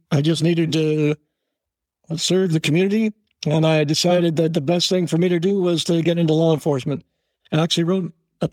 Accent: Oakland, California, United States; also born or lived in San Leandro, California / Hayward, California; now in Castro Valley, United States; Born and raised in the city of Oakland

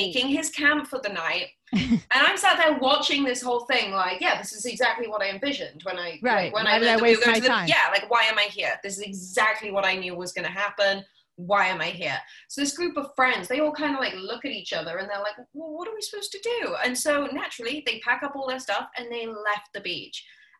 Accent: the Atlantic, East Coast, United States; I grew up on the Atlantic.

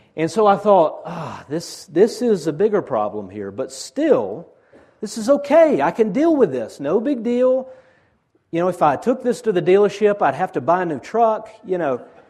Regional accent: Chickamauga, Georgia, United States; I'm from Chickamauga

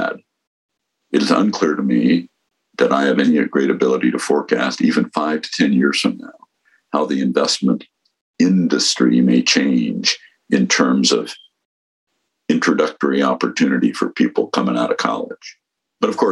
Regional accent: San Mateo, California, United States; also born or lived in San Francisco / Woodside, California; I grew up in San Mateo, California

